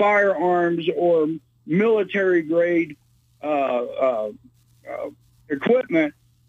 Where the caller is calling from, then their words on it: Peoria, Illinois, United States; I'm calling from the Little Chicago. It's called Peoria, Illinois.